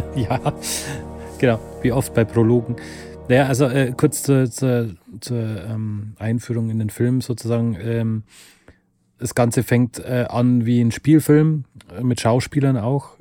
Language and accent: German; Lower Bavaria, Germany; wir kommen beide aus Niederbayern, also Konstantin und ich